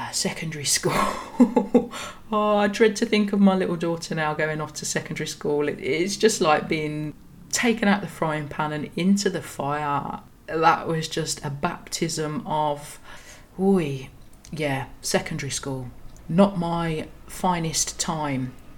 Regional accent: Birmingham, West Midlands, United Kingdom; I was born in Birmingham in in the cold autumn of 1983

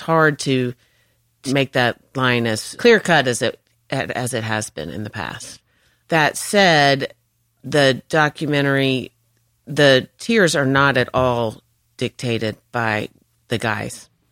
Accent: North Carolina, United States; moved away as an adult; also born or lived in Georgia; I was from North Carolina

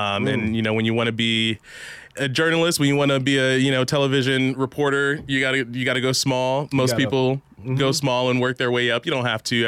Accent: Chicago, Illinois, United States; moved away as an adult; also born or lived in Washington, D.C.; now in Milwaukee, United States; I was born and raised in Chicago, and then as you mentioned, I'm an HBCU graduate, so I went to Howard University

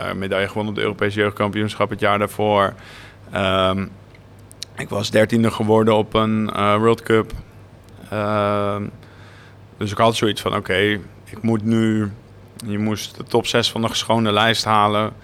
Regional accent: Naarden, North Holland, Netherlands; Ik ben ja inderdaad geboren en getogen in Naarden

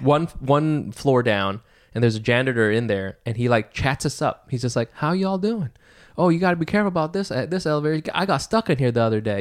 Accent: New York City, New York, United States; I'm from Brooklyn

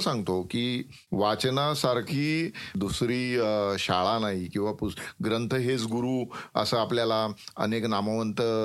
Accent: Wada, Maharashtra, India; also born or lived in Jawhar / Mokhada; माझं गाव वाडा जे ठाण्यापासून बासष्ट किलोमीटर अंतरावर आहे

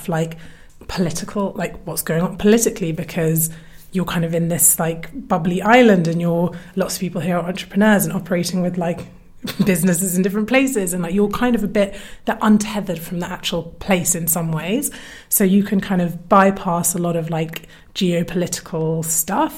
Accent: London, United Kingdom; moved away as an adult; now in Ibiza, Spain; I'm Londoner born and bred

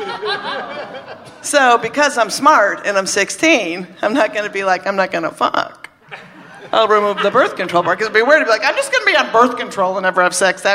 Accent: Minnesota, United States; I was brought up in Minnesota, Catholic, thank you, and 16.

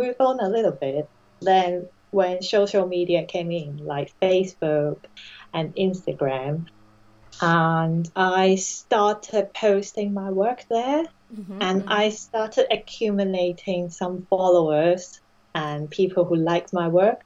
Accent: Hong Kong; English is a second language; moved away as an adult; now in United Kingdom; I had my education up to university level in Hong Kong

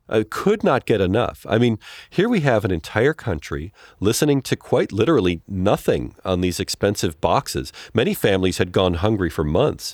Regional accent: United States; American television

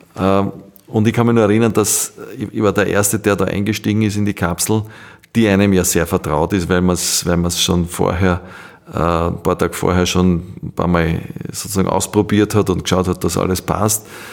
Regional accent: Austria; wir haben als Österreicher

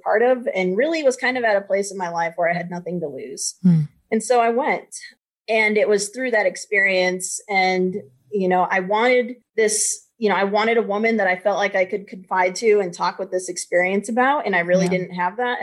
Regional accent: Ohio, United States; I grew up in the middle of nowhere, Ohio

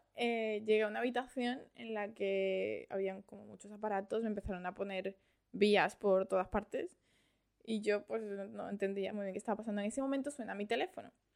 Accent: Madrid, Community of Madrid, Spain; also born or lived in Valencia, Venezuela; now in Australia; yo nací en Venezuela, en, Valencia. Sí, en Valencia. Lo que pasa es que cuando era pequeña me fui a España, a Madrid. He pasado toda la vida allí, fui al colegio allí, al instituto allí, todo.

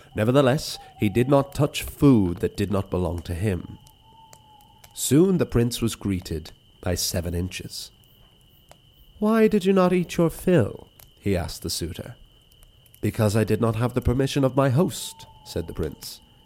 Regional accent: Wicklow, Leinster, Ireland; my hometown

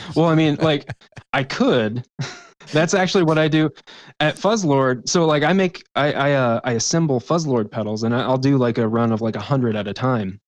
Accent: West Virginia, United States; moved away; back home in West Virginia

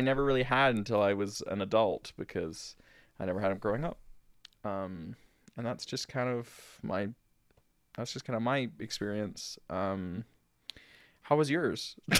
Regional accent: Virginia, United States; now in Chicago, United States; when I was a boy, growing up in Virginia

